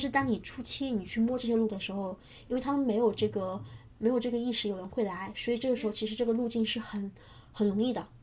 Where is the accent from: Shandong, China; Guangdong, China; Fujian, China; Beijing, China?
Fujian, China; Changle; moved away; 我是福建长乐人